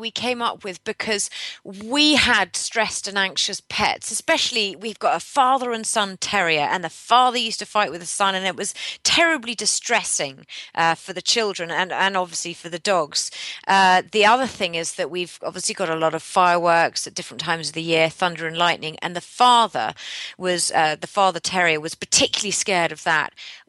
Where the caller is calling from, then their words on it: Henley-on-Thames, South East England, United Kingdom; I'm calling from near Henley-on-Thames.